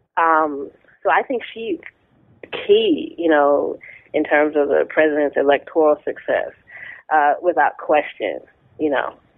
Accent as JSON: {"language": "English", "town": "Tappahannock", "region": "Virginia", "country": "United States", "tie": "born or raised there", "said": "I grew up in Tappahannock, Virginia, a small town, centrally located uh, in the state"}